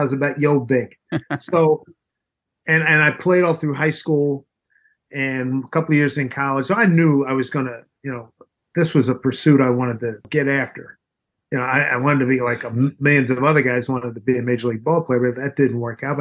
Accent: Philadelphia, Pennsylvania, United States; Growing up in Philly

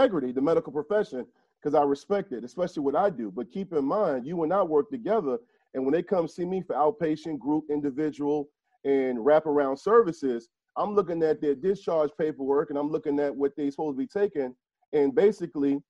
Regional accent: Hampton / Newport News, Virginia, United States; I am from Shell Row. I'm not going to act like Hampton and Newport News was the best place in the world

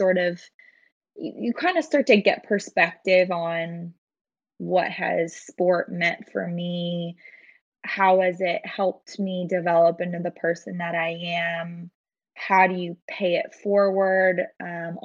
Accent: Portland, Oregon, United States; I actually grew up here in Portland too.

